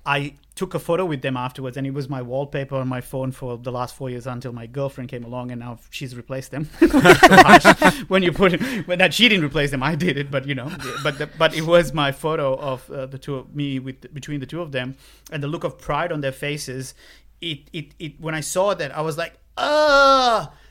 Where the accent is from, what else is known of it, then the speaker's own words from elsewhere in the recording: Sri Lanka; moved away as an adult; growing up in Sri Lanka for nineteen years